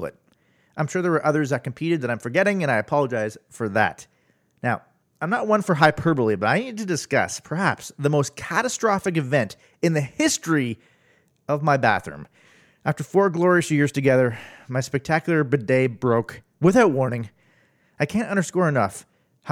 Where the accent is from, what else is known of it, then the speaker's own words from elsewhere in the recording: near Ottawa, Ontario, Canada; moved away; back home where I grew up near Ottawa